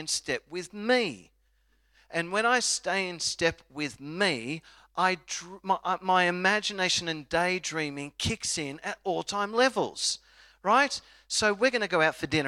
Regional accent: Australia; I'm an Aussie

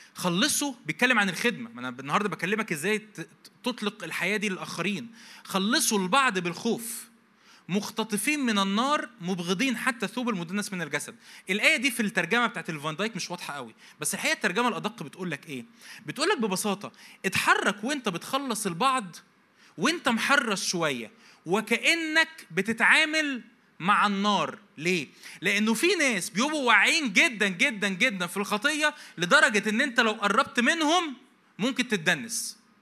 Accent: Egypt; عندنا في مصر

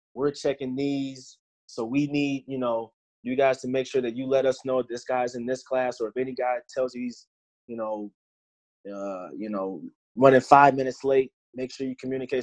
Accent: Virginia, United States; moved away; also born or lived in Louisiana; Growing up in Virginia

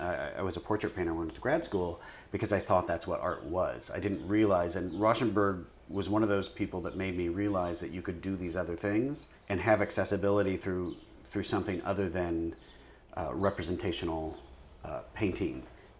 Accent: Iowa, United States; as a kid growing up in Iowa

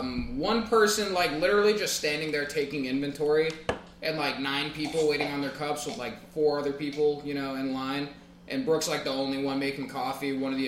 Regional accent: Long Island, New York, United States; I'm from Long Island.

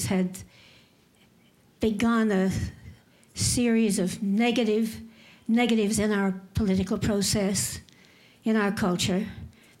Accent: Texas, United States; now in Virginia, United States; I'm born and bred in Texas, but I've lived in Virginia for 50 years

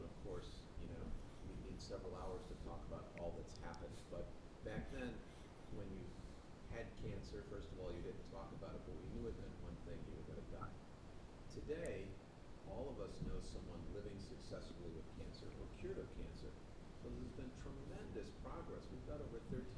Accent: Buffalo, New York, United States; moved away as an adult; also born or lived in California; I was born and raised in Buffalo, New York

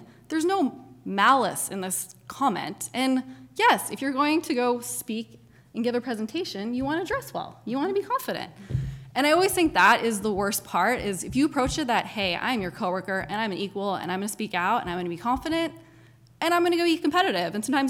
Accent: Hong Kong; also born or lived in Japan; I was born in Japan and grew up in Hong Kong. And so I've always loved international world.

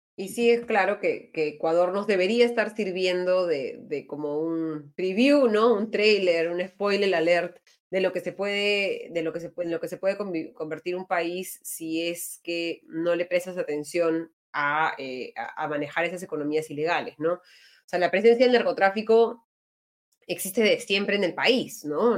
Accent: Peru; somos todos los peruanos

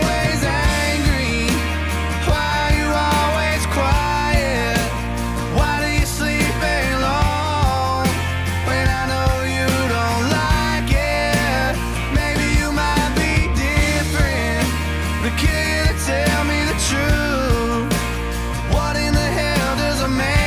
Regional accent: Texas, United States; being a Texan

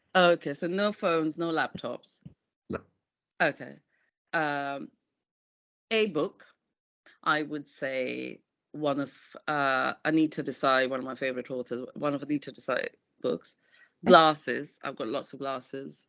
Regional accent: London, United Kingdom; I'm a Londoner

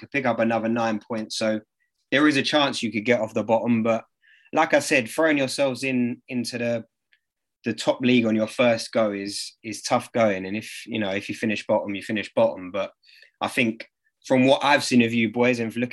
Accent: London, United Kingdom; we're from Dulwich

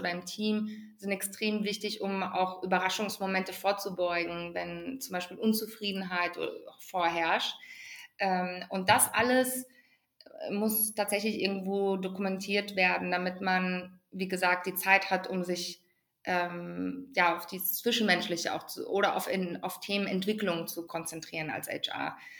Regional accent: Ruhr area, North Rhine-Westphalia, Germany; ich komme gebürtig aus dem Ruhrgebiet.

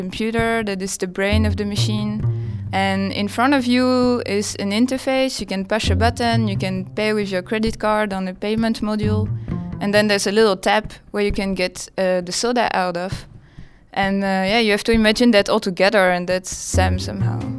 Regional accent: France; moved away; I come from France.

